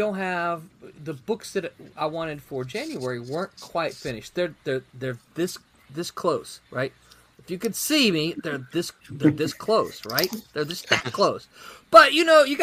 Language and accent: English; the South, United States; I'm from the South